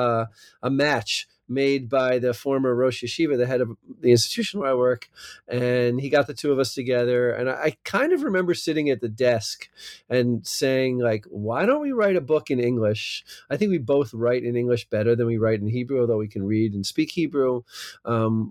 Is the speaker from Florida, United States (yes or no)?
no; New Jersey, United States; accent: American; moved away as an adult; also born or lived in California; now in Israel; I live in Israel now, but I have an American, maybe not a New Jersey accent, but that's because I'm from South Jersey